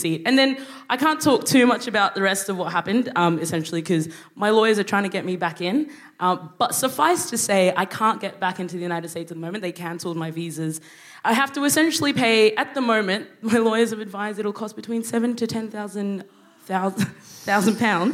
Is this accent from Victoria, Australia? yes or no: no; Brisbane, Queensland, Australia; also born or lived in Sudan; I grew up in Australia.